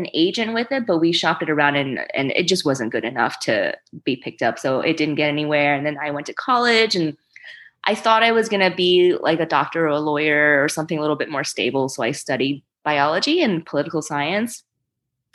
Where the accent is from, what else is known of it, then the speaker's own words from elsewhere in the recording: New Orleans, Louisiana, United States; English is a second language; also born or lived in China; I moved to the States when I was five from China and settled with my parents in Louisiana, in New Orleans. And I didn't know English yet